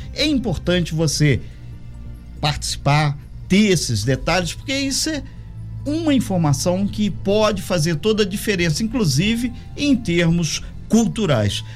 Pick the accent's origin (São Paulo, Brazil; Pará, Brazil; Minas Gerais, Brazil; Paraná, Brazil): Minas Gerais, Brazil; moved away; eu sou mineiro, sou do interior